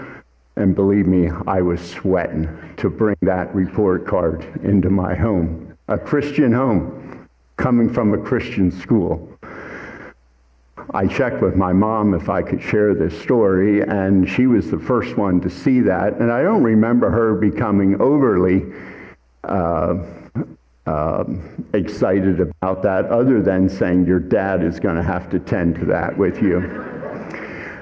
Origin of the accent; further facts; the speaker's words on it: Hatfield Township, Pennsylvania, United States; I grew up in Hatfield Township